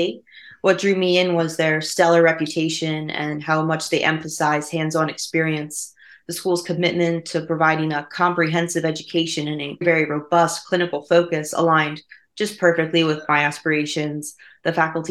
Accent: New Jersey, United States; I'm from South Jersey, and there's just not a whole lot of heart surgery going on down there

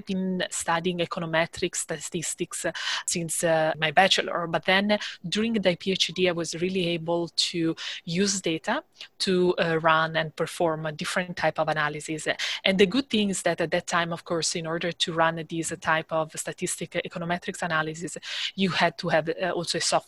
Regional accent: Italy; moved away as an adult; I am from Italy

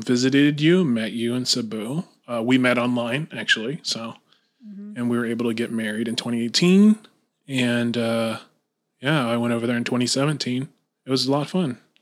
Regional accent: Lakeland, Florida, United States; I'm originally from Lakeland, Florida. Born and raised

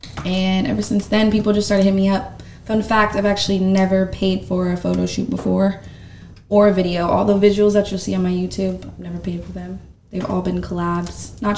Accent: Winter Park, Florida, United States; also born or lived in Orlando, Florida; now in South Florida, United States; I was born and raised in Orlando. Mm-hmm. I grew up in Winter Park, Florida, which is like a small little town.

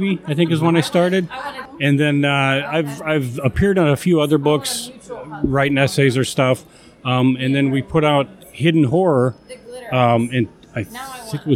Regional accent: Chicago, Illinois, United States; I'm from the Chicagoland area, so it's going to be Svengoolie. I grew up watching him back in the day

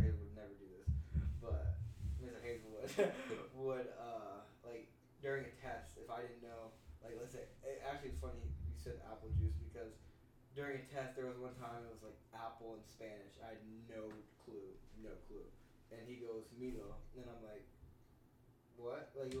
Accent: Greece; I'm from Greece.

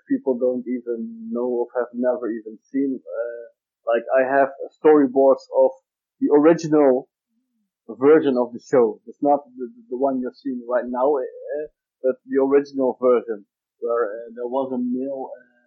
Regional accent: Netherlands; We're from the Netherlands

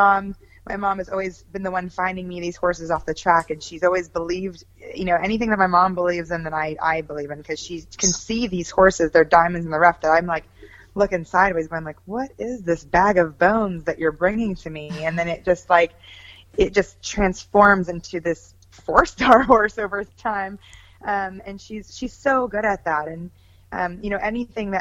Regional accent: Shingle Springs, California, United States; I grew up in California, born and raised from California, Northern California, outside of Sacramento, Shingle Springs

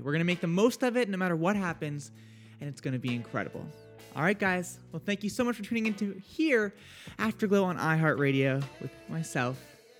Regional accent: New Hampshire, United States; It's funny because I'm from New Hampshire, and yet I am absolutely terrified of like the woods.

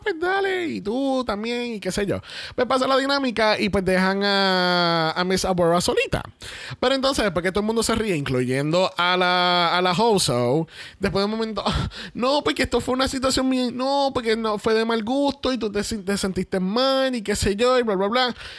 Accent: Puerto Rico; por más boricuas que somos, somos boricuas colonizados

